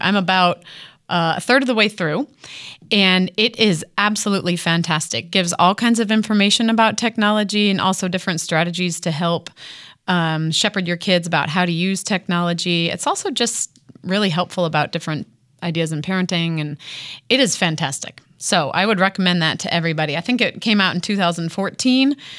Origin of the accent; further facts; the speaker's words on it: Illinois, United States; now in Columbia, United States; I grew up in Illinois